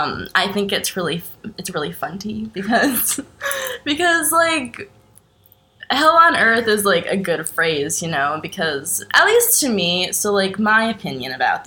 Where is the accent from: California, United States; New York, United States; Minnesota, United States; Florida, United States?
New York, United States; moved away as an adult; now in Austin, United States; We're originally from New York, but not the city. We're not that cool. And we moved to Austin, Texas a couple of years ago. August 2019, to be exact.